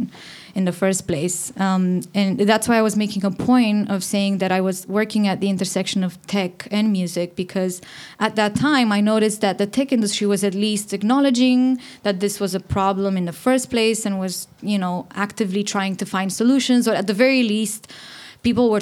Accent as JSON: {"language": "English", "country": "Romania", "moved": "yes", "said": "I'm from Romania and I'm the founder of She Said So."}